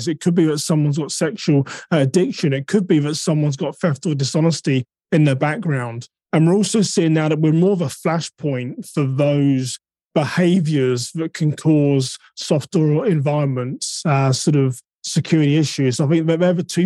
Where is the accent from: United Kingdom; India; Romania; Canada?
United Kingdom; now in United States; I'm now an American citizen. So technically, I guess I'm a British American